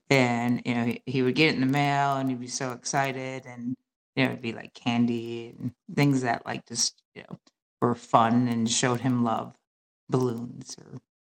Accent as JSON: {"language": "English", "region": "Wisconsin", "country": "United States", "tie": "born or raised there", "said": "born and raised in Midwest, small, like non diverse, um, you know, Wisconsin"}